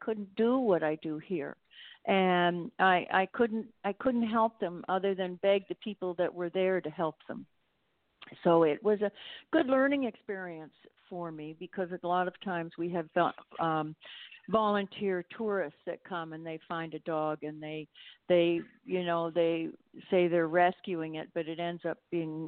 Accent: Toronto, Ontario, Canada; born or raised there; moved away as an adult; now in Mexico

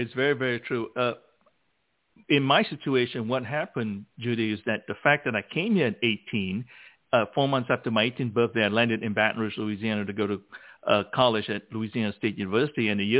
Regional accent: Malacca, Malaysia; moved away as an adult; now in United States; I grew up in Malacca, Malaysia, and I came to the United States when I was 18.

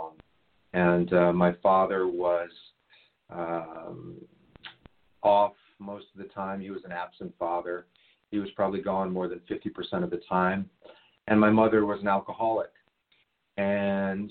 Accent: Washington, District of Columbia, United States; I grew up in Washington, D.C. I grew up in Georgetown

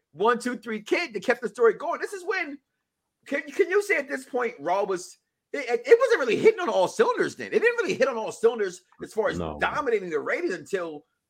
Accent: Chicago, Illinois, United States; I'm from Chicago.

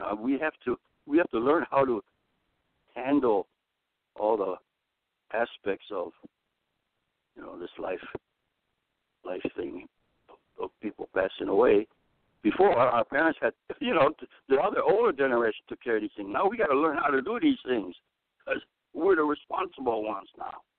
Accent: Chicago, Illinois, United States; now in California, United States; my hometown is Chicago

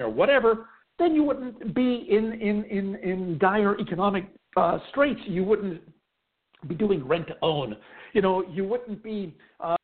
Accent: Pittsburgh, Pennsylvania, United States; When I was a kid, growing up in Pittsburgh

